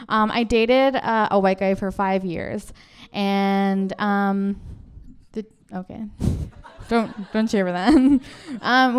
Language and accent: English; Kikino, Alberta, Canada; now in Vancouver, Canada; I grew up in the Kikino Métis settlement in Alberta, which is a very small community of 1,000 people.